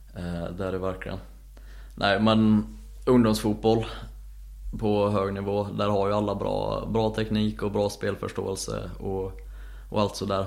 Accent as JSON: {"language": "Swedish", "town": "Säffle", "region": "Värmland", "country": "Sweden", "moved": "yes", "said": "där jag kommer ifrån"}